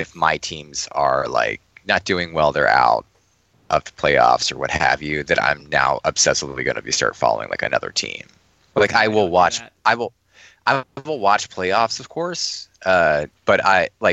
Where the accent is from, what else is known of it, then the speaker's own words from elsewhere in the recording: Washington, District of Columbia, United States; I grew up in the Washington, D.C. area my entire life